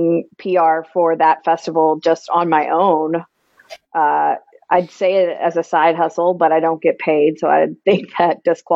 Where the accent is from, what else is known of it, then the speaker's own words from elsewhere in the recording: Louisville, Kentucky, United States; also born or lived in Lexington, Kentucky; I grew up here in Louisville and went to UK